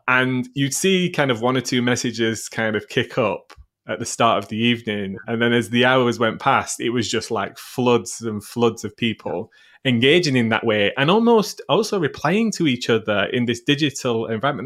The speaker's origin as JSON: {"language": "English", "town": "Sheffield", "region": "Yorkshire and the Humber", "country": "United Kingdom", "tie": "born or raised there", "said": "Sheffield, which is my hometown"}